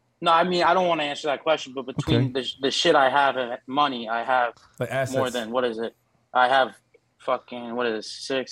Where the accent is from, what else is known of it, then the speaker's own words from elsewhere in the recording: Orlando, Florida, United States; I'm from Orlando.